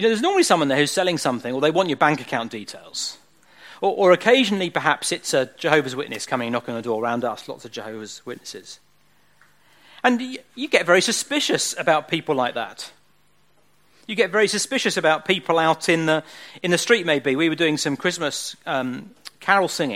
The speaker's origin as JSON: {"language": "English", "town": "Southend-on-Sea", "region": "East of England", "country": "United Kingdom", "tie": "born or raised there", "said": "I grew up in Southend, which is where I grew up. Spent all my young years and teenage years in Southend."}